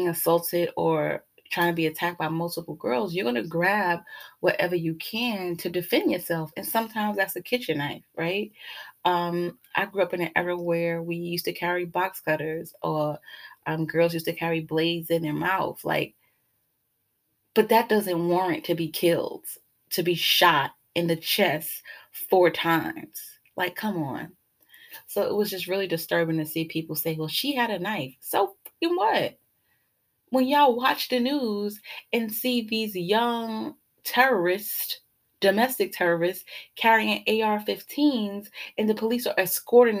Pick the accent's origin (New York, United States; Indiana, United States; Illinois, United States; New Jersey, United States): New York, United States; New York City; growing up in Brooklyn